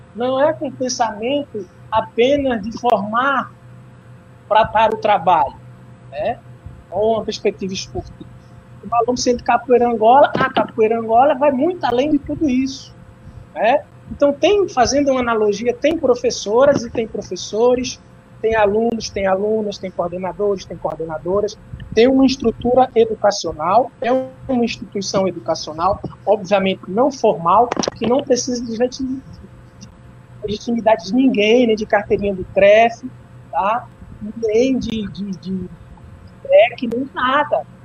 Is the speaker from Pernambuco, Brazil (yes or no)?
yes; Moreilândia, Pernambuco, Brazil; also born or lived in Juazeiro do Norte, Ceará; eu nasci em Juazeiro do, do Norte, Ceará, mas fui criado em Morelândia, Pernambuco